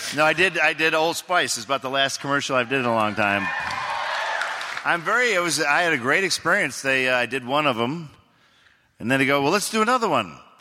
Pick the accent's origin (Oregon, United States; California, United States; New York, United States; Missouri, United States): Oregon, United States; I'm from Oregon